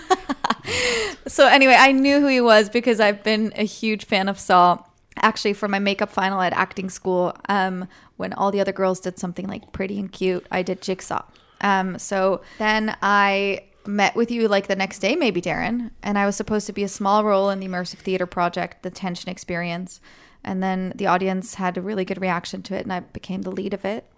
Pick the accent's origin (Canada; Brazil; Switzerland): Switzerland; moved away as an adult; now in United States; I'm from Switzerland, And I moved here five years ago.